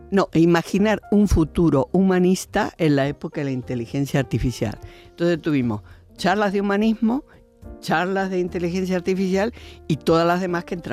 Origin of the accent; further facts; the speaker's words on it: Argentina; now in Spain; me vine de Argentina para luchar aquí también.